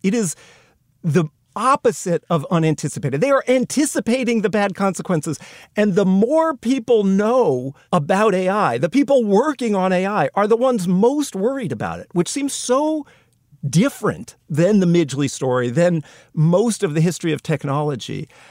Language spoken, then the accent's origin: English; United States